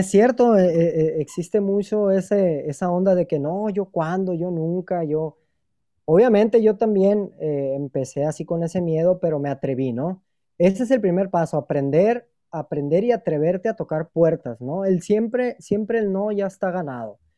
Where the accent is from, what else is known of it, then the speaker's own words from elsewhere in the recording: Mexico; Necesitamos como empresa y yo como mexicano